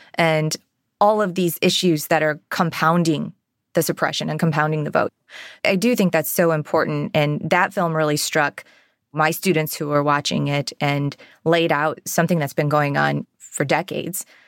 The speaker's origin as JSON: {"language": "English", "region": "Ohio", "country": "United States", "tie": "born or raised there", "said": "my home state of Ohio"}